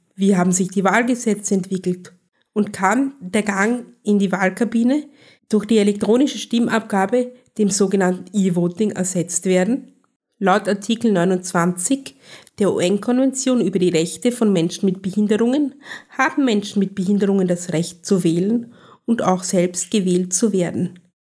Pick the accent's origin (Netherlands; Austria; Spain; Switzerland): Austria; Bei uns in Österreich